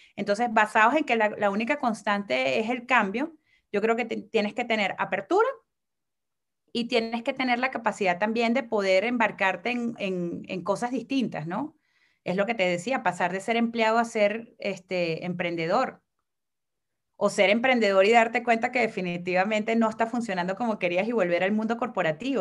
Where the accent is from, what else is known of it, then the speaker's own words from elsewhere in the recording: Venezuela; now in Mexico; soy mujer venezolana